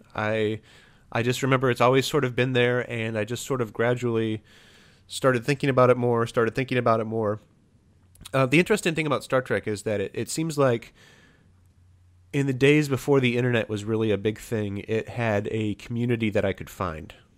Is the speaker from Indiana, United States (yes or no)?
yes; Fort Wayne, Indiana, United States; Fort Wayne, Indiana, my hometown